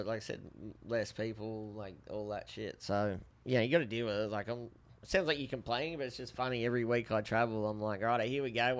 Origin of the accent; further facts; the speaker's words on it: Australia; accent: Aussie; moved away as an adult; now in United States; I grew up in Australia, motherfucker.